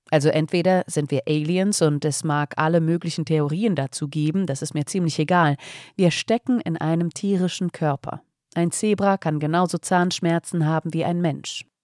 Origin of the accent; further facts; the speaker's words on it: Frankfurt, Hesse, Germany; also born or lived in Taunus; Ich bin in Frankfurt geboren und fünf Jahre in einem Garten aufgewachsen. Damals kam er mir vor wie die halbe Welt, dabei war er gerade einmal 50 mal 20 Meter groß. Später bin ich in den Taunus umgezogen